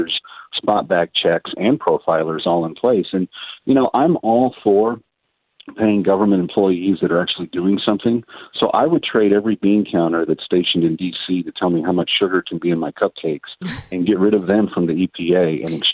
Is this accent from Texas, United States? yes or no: yes; Texas, United States; I'm a Texan by nature